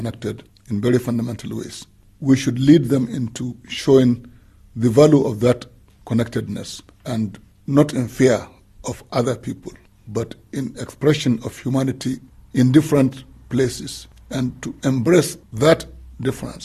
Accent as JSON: {"language": "English", "country": "Nigeria", "said": "a Nigerian"}